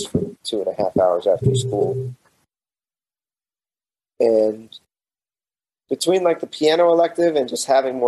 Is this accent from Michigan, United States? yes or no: no; Amarillo, Texas, United States; I grew up in Amarillo